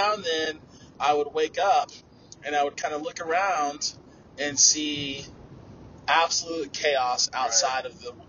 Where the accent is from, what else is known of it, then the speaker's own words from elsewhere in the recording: Texas, United States; we're from Texas.